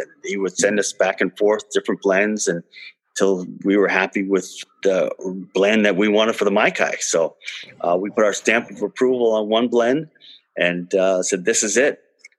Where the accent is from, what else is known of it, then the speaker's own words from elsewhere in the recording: Fort Lauderdale, Florida, United States; growing up in Fort Lauderdale